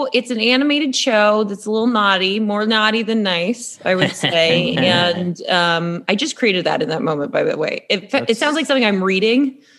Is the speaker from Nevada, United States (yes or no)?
yes; Las Vegas, Nevada, United States; So I'm from Las Vegas.